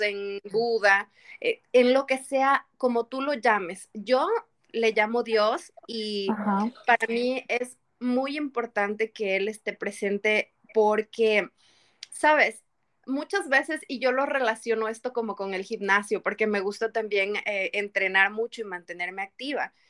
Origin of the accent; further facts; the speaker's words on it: Quito, Pichincha, Ecuador; moved away as an adult; now in United States; Soy de, la, de em, Ecuador, de la ciudad de Quito. Vengo de la mitad del mundo